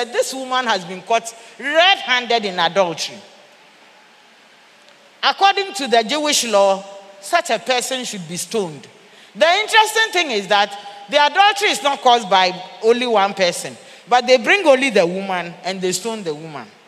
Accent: Ghana; also born or lived in Central and Eastern Africa; I said that I'm a Ghanaian. I used to work here. I went and worked outside. I've come back.

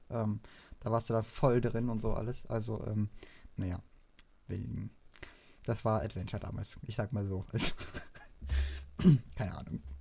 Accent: Baden-Württemberg, Germany; wenn ich dann halt endlich wieder in meine Heimat, in Schwarzwald rauskomme

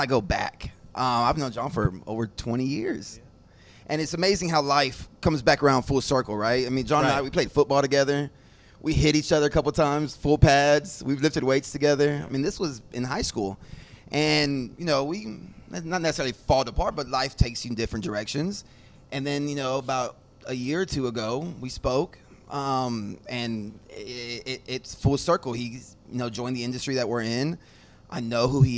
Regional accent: Houston, Texas, United States; also born or lived in San Marcos, Texas / Austin, Texas; Growing up in the Houston, Clear Lake area

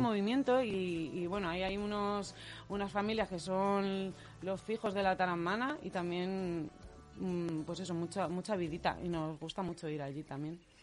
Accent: Leganés, Community of Madrid, Spain; en Radio Leganés, que además somos todos de Leganés

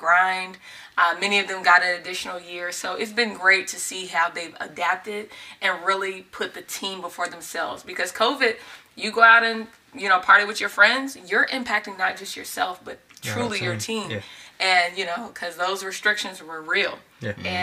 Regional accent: Texas, United States; we moved to the Mansfield area. I'm from Texas.

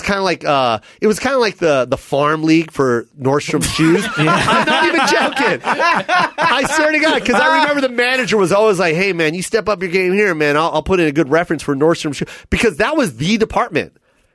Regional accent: Philippines; As a Filipino, I say that also because that's another thing.

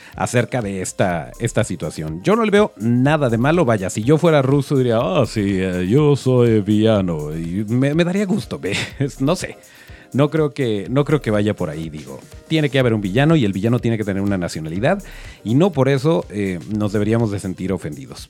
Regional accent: Mexico; los malos somos los mexicanos

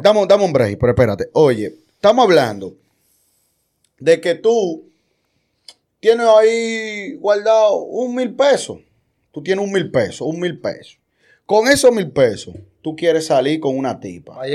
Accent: Dominican Republic; somos República Dominicana, somos dominicanos

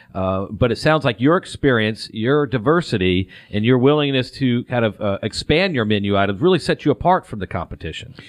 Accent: Atlanta, Georgia, United States; I'm born and raised in the Atlanta area.

